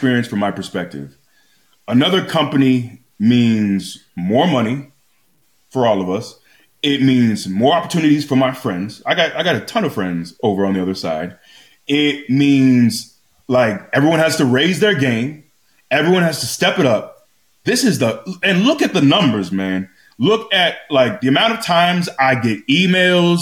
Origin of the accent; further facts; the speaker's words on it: Florida, United States; I grew up in Florida.